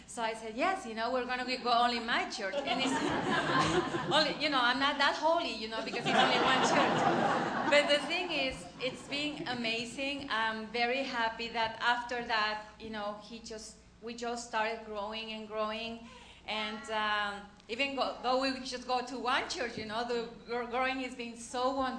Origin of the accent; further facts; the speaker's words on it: Mexico; English is a second language; moved away as an adult; when I came from Mexico, I was just like, I became Christian like 6 months before or 1 year before, something like that.